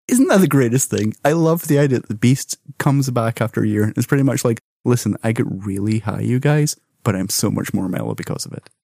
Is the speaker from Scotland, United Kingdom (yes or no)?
yes; Scotland, United Kingdom; as someone who was born and raised in Scotland